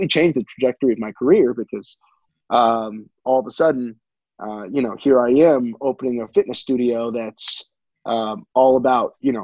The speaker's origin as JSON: {"language": "English", "area": "Montgomery County", "region": "Maryland", "country": "United States", "tie": "born or raised there", "said": "I grew up pretty local. I was Montgomery County, Maryland"}